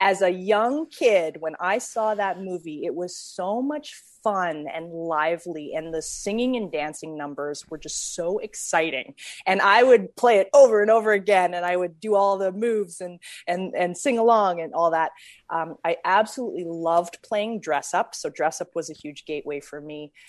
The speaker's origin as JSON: {"language": "English", "town": "Calgary", "region": "Alberta", "country": "Canada", "tie": "born or raised there", "moved": "yes", "lives_now": "United States", "said": "I was born in Calgary and I, um, I had a grandpa who was a well-known jazz musician in Calgary."}